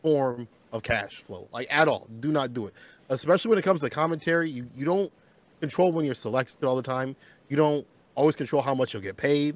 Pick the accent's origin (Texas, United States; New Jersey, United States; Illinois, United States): Illinois, United States; Peoria; moved away as an adult; now in Chicago, United States; I previously used to live in a place called Peoria, which is 3 hours away from Chicago. That's where I, you know, grew up, you know, kid and stuff like that, and my teenage and adult life, part